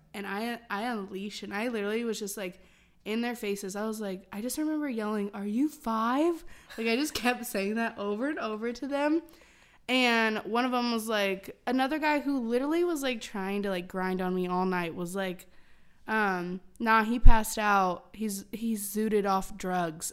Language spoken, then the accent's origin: English; Illinois, United States; moved away; I'm from Illinois and I've only been to Chicago, like, twice